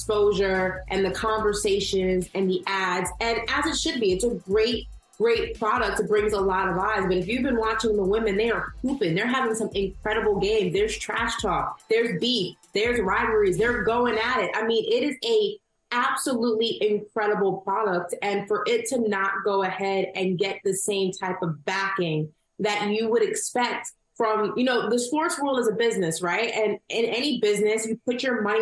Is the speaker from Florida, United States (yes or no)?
no; New York, United States; I'm from New York.